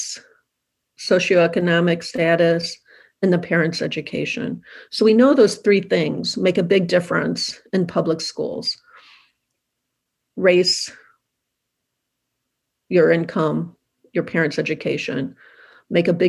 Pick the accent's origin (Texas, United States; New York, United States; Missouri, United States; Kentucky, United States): Missouri, United States; St. Louis; St. Louis is my hometown